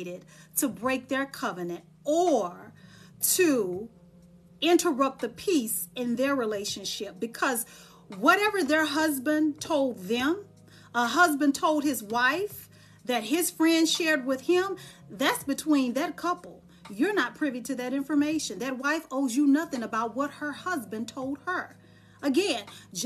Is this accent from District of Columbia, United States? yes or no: no; Dallas, Texas, United States; moved away; when I'm in Dallas, because I'm from Dallas, Texas